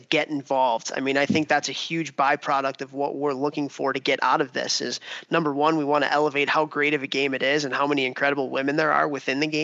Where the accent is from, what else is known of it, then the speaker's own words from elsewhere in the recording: Buffalo Grove, Illinois, United States; my hometown in Buffalo Grove, Illinois